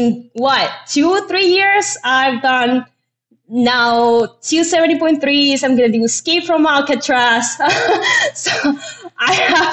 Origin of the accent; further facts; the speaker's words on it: Venezuela; moved away as an adult; now in United States; I'm from Venezuela. I got here in 2015 to the United States